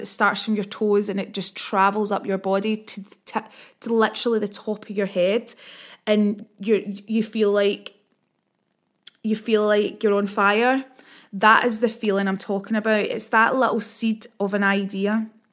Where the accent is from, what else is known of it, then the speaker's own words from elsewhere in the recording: Scotland, United Kingdom; accent: Scottish; I talk quite quickly and I'm also Scottish